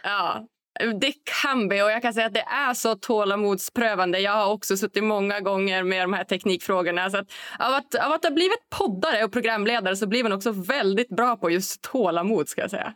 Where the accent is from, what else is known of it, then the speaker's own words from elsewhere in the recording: Norrland, Sweden; jag är norrlänning